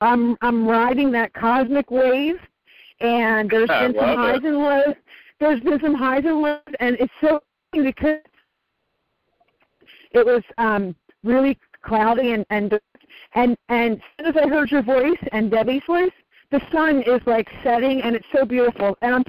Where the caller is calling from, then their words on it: San Diego, California, United States; I'm calling from San Diego.